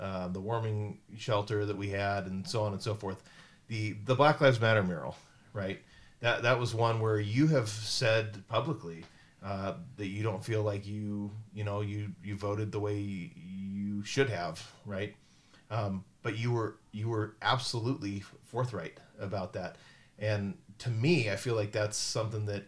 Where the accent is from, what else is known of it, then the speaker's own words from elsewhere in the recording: Centralia, Washington, United States; now in Pullman, United States; my hometown where I grew up, Centralia, just south of Olympia